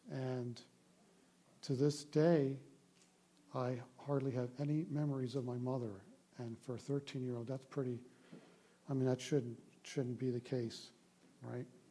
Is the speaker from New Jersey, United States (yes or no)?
no; Baltimore, Maryland, United States; I grew up in Baltimore, Maryland